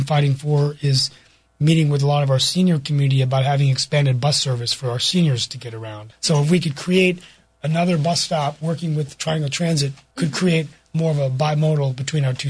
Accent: West Virginia, United States; now in Morrisville, United States; I grew up in West Virginia my whole life

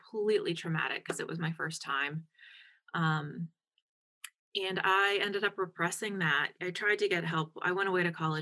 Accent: Pittsburgh, Pennsylvania, United States; moved away as an adult; also born or lived in Madison; I'm from Pittsburgh.

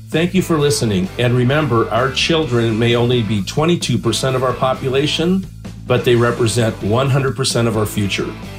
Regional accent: Idaho, United States; the great state of Idaho, my home state

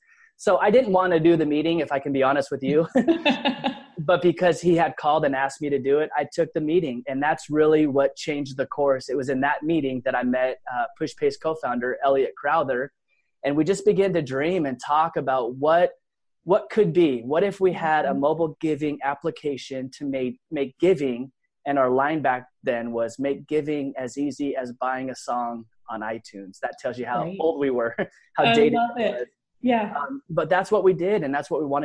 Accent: Laguna Beach, California, United States; also born or lived in San Diego; I was born in Southern California, Laguna Beach, in fact, in Orange County

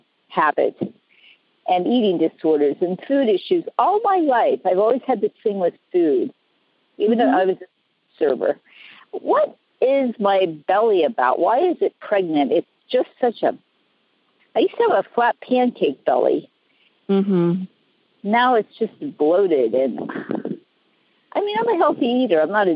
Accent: San Diego, California, United States; I know, well, I'm ground up here, sitting here looking at gorgeous trees.

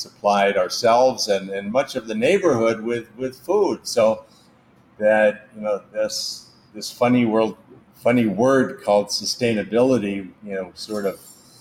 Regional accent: Anaheim, California, United States; now in Southeast Asia; I grew up in Anaheim and amongst the walnut groves and the orange groves.

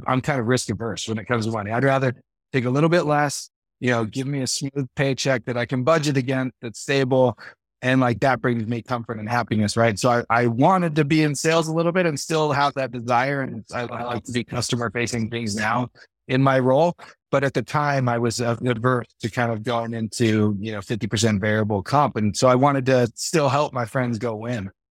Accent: Livermore, California, United States; now in Eagle Mountain, United States; I grew up in the East Bay in Livermore, California, but I've been in Utah 19 years now.

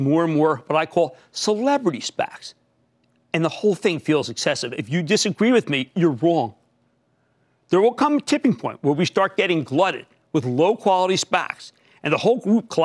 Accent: New Jersey, United States; also born or lived in New York; my home state of New Jersey

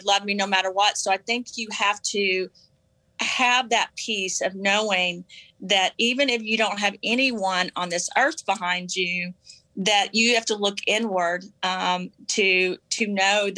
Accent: the South, United States; I was raised in the South

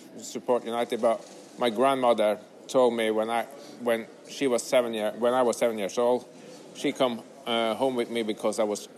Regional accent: Alta, Troms og Finnmark, Norway; I'm from Norway

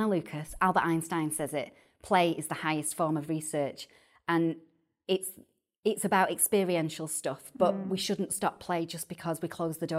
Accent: Salford, North West England, United Kingdom; accent: Manchester/Salfordian; And I say in my best Manchester accent or Salfordian accent, should I say, if they ain't got out to talk about, they ain't got out to write about.

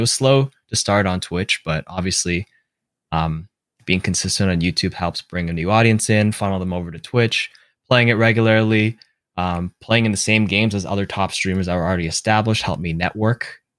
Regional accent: Toronto, Ontario, Canada; So I was like, you know, I'm from Toronto.

